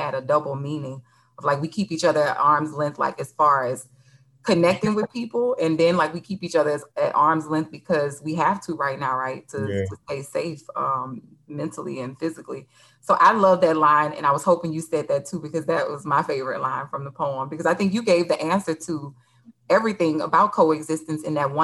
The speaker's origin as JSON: {"language": "English", "region": "Louisiana", "country": "United States", "also_born_or_lived": "Los Angeles", "moved": "as an adult", "said": "I'm from Louisiana"}